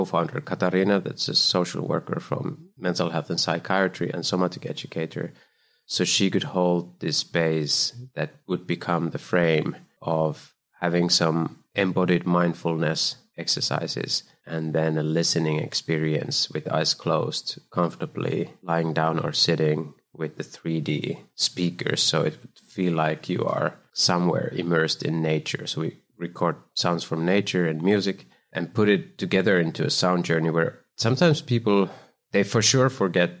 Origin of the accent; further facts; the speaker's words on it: Kuopio, North Savo, Finland; moved away as an adult; also born or lived in Helsinki, Finland / Copenhagen, Denmark / Germany; now in United States; I was born in Finland in the middle, a place called Kuopio. Then I lived in Helsinki. And when I was 20, I moved to Copenhagen